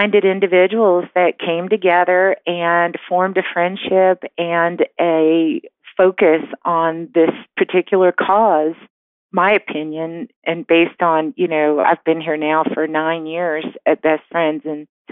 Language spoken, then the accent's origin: English; New Orleans, Louisiana, United States; moved away as an adult; I'm originally from New Orleans.